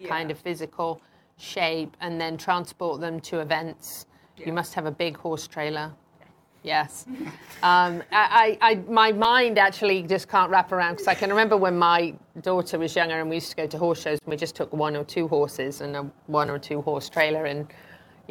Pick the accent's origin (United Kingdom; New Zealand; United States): United Kingdom; England; moved away; growing up in England